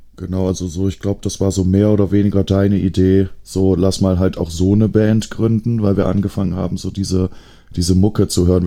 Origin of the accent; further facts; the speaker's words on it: Aachen, North Rhine-Westphalia, Germany; als Aachener